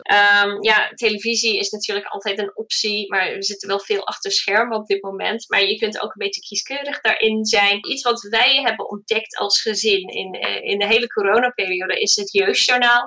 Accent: United Kingdom; first language English; Dutch is a second language; now in Netherlands; Mijn man en ik zijn allebei Engelstalig. We komen allebei uit Groot-Brittannië

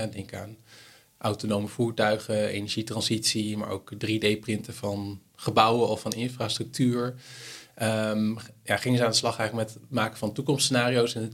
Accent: Netherlands; Als Hollander.

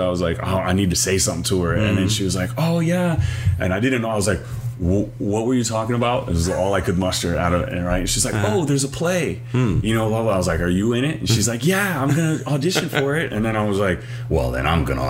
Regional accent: Ewa Beach, Hawaii, United States; also born or lived in Maryland; I was born in Maryland. And then I was raised here in Hawaii

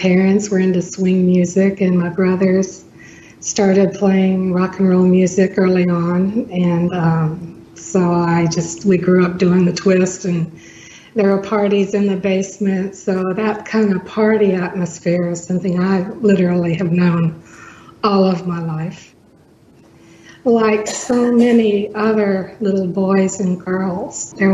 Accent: Alabama, United States; also born or lived in South Bend, Indiana; my parents are from here originally

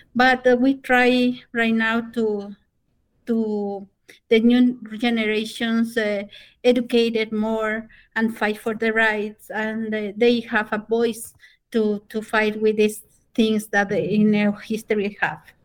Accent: Otavalo, South America, Imbabura, Ecuador; English is a second language; now in United States; I'm a native from South America. I'm a Quichua Otavalo

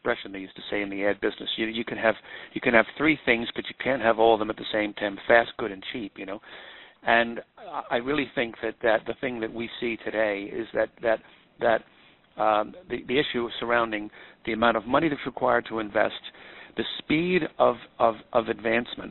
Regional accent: Babylon, New York, United States; I was born and raised in Babylon, Long Island

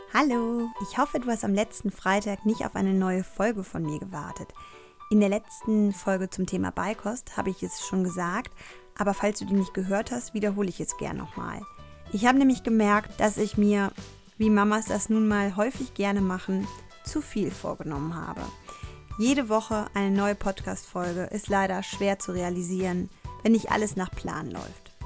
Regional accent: Cologne, North Rhine-Westphalia, Germany; als Kölnerin

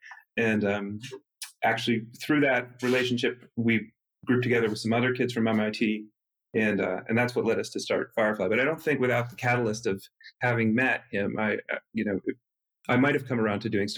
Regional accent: Berkeley, California, United States; also born or lived in Santa Monica / Cambridge; I grew up in the Berkeley Hills, which is a neighborhood that doesn't really have any commerce in it. No shops, no walking, no walking to stores or anything like that.

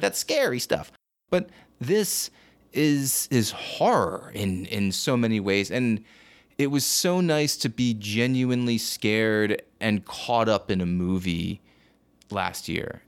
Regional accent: New Jersey, United States; I'm from New Jersey

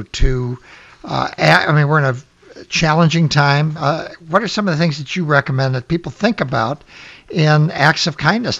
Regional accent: Chicago, Illinois, United States; And I'm an Irish Catholic kid from Chicago

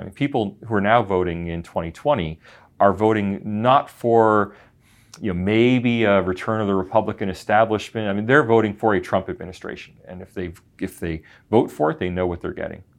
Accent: United States; as an American

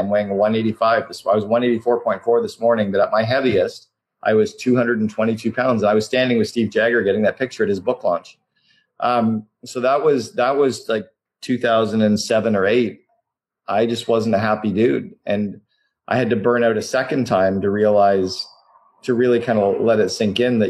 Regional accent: Canada; now in Vancouver, Canada; I'm Canadian

